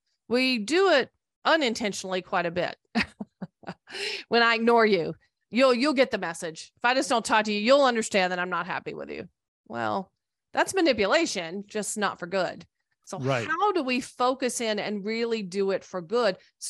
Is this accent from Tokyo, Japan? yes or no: yes; Tachikawa, Tokyo, Japan; born there; Well, I was born a United States Air Force brat, so I was born in Tachikawa, Japan. I've lived in many places, traveled a lot.